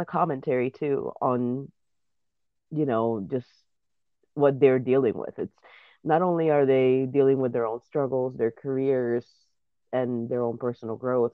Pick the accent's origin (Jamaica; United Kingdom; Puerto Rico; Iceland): Puerto Rico; first language Spanish; English is a second language; moved away as an adult; Spanish is my first language, but in school, I mean, it's almost a standard in Puerto Rico